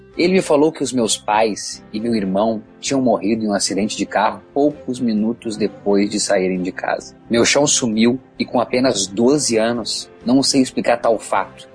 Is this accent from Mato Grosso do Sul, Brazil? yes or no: no; Rio Grande do Sul, Brazil; como gaúcho aqui